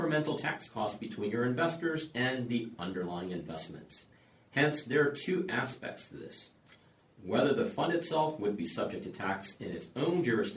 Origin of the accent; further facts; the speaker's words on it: United States; moved away as an adult; now in Hong Kong; As you can tell from my accent, I'm originally from the US